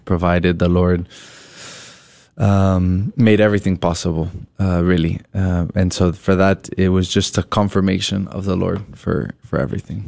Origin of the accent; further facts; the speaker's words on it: Colorado, United States; I'm originally from Colorado